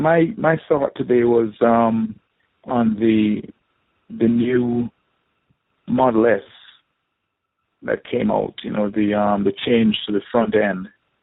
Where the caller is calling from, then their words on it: South Florida, United States; I'm calling from South Florida